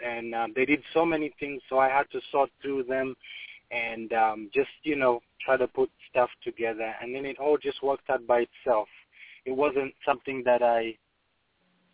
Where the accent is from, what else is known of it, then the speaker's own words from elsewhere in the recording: Uganda; moved away; I'm from Uganda.